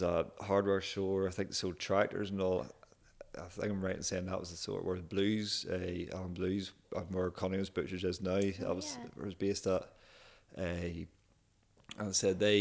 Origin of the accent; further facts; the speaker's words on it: Kilkeel, Northern Ireland, United Kingdom; also born or lived in Dundee, Scotland; born and raised in Kilkeel